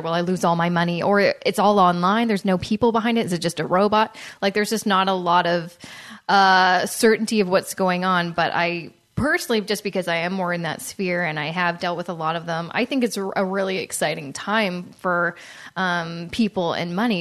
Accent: Canada; being a Canadian

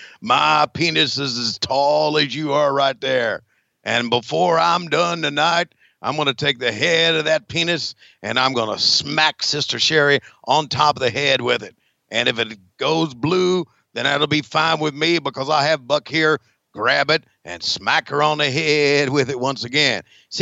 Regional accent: Huntsville, Alabama, United States; I'm from Huntsville, Alabama. That's how we dress in Huntsville, Alabama.

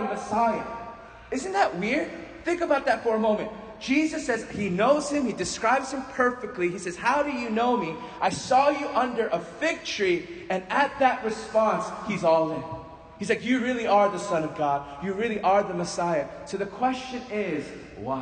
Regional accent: New Jersey, United States; I'm from New Jersey.

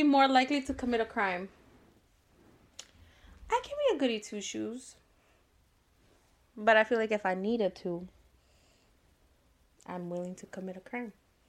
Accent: Las Vegas, Nevada, United States; I was born and raised in Vegas. I'm from the east side.

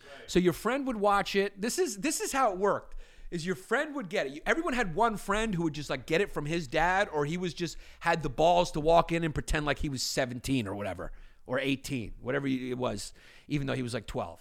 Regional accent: New York City, New York, United States; we grew up in New York and Brooklyn, no fireplaces

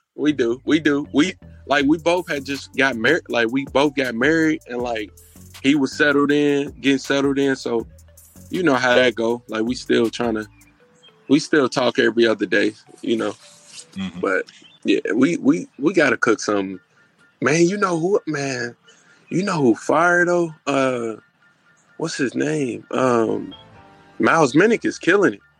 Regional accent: Indianapolis, Indiana, United States; moved away; I'm originally from Indianapolis.

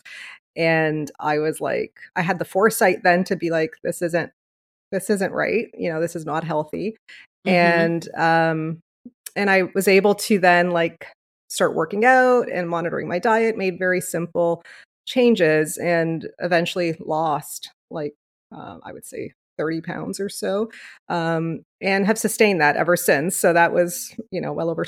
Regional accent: Leamington, Ontario, Canada; moved away as an adult; now in Windsor, Canada; I was originally born and raised in Leamington, Ontario, which is about 45 minutes away from here.

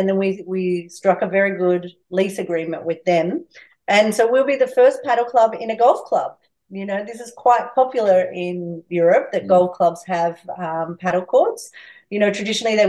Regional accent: a town near Albury, New South Wales, Australia; moved away as an adult; also born or lived in Barcelona, Spain; now in Albury, Australia; I'm from Oahela, which is a town very close to Albury, but I have been living in Spain for the last 20 years

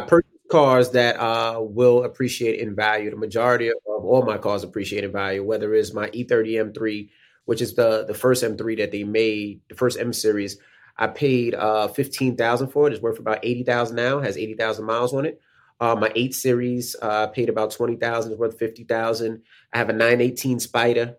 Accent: New York City, New York, United States; moved away as an adult; also born or lived in West Milford, New Jersey; As a kid growing up in Queens

